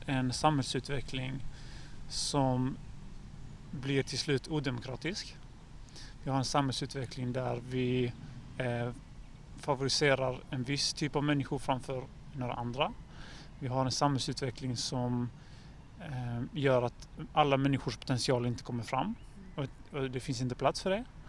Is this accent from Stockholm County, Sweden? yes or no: no; Helsingborg, Skåne, Sweden; jag som helsingborgare